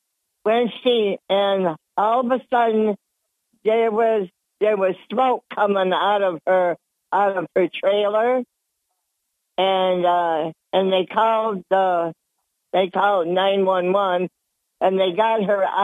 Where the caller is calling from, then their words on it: Dickinson, New York, United States; Hi, Bob. It's … from the town of Dickinson.